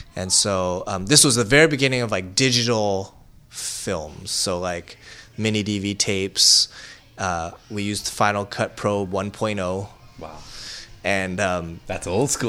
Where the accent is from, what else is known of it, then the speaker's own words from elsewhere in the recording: San Francisco, California, United States; I grew up in Chinatown